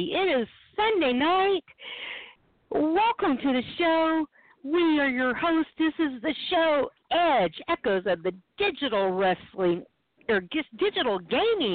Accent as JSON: {"language": "English", "region": "New Mexico", "country": "United States", "tie": "born or raised there", "also_born_or_lived": "Tennessee / Texas", "said": "But born in Tennessee, raised in New Mexico, went to school in Texas, till I was 32, with the exception of going to school in Texas, I lived in New Mexico."}